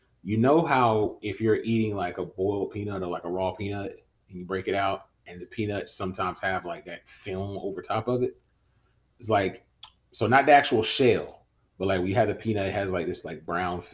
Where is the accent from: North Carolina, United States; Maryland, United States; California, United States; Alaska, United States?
North Carolina, United States; Winston-Salem; I am an outdoor country boy that just grew up in Winston-Salem.